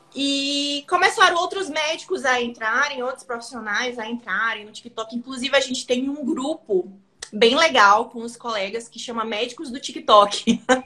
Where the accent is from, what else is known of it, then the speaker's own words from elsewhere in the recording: Maranhão, Brazil; also born or lived in São Paulo; now in São Luís, Brazil; Eu cresci aqui no Maranhão, mas eu fui para São Paulo